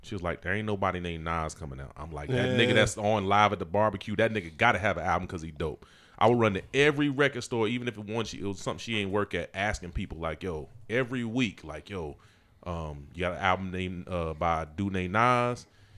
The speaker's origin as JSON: {"language": "English", "region": "the South", "country": "United States", "said": "I'm from the South."}